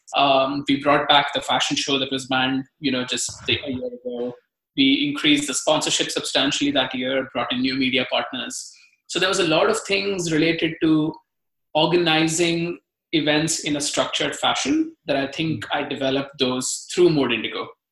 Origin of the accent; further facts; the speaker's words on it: Mumbai, Maharashtra, India; moved away as an adult; now in United States; I, I grew up in Mumbai